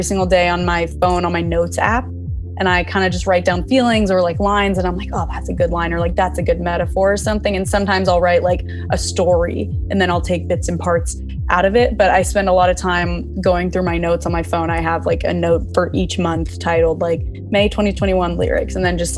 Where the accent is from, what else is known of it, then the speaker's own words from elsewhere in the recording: Southern California, United States; I'm from Southern California. I've been here forever